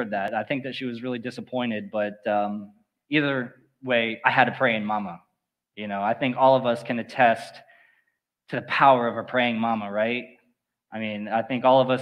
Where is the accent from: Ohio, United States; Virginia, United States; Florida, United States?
Florida, United States; Four Towns area; I was born and raised here in the Four Towns area